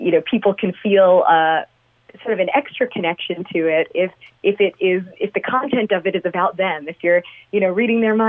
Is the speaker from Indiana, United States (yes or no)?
no; Long Island, New York, United States; I grew up on Long Island